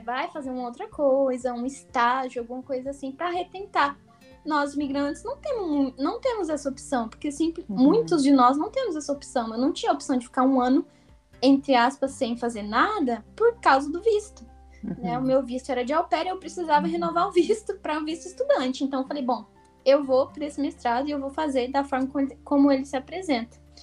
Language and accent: Portuguese; Brazil; moved away as an adult; also born or lived in United States; now in France; nunca tinha saído do Brasil. Primeira vez que eu saí foi com 21, 20 anos